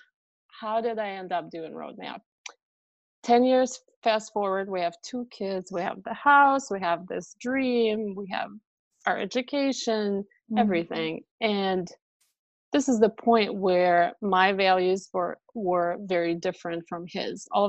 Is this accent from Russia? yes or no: yes; Russia; English is a second language; moved away as an adult; My mom, my sister, and myself, we immigrated from Russia to join the rest of our family